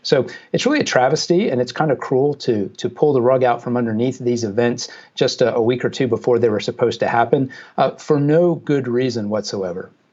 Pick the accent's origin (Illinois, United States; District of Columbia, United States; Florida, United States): Florida, United States; Jacksonville; in Jacksonville, which is Jacksonville, Florida, which is my hometown